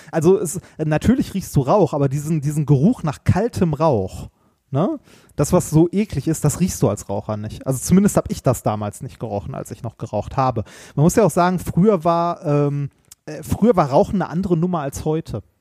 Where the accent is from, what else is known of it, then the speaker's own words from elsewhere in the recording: Essen, North Rhine-Westphalia, Germany; das Hast, ist äh, meine Heimatstadt. Weißt du, wie viele Stadtteile Essen hat?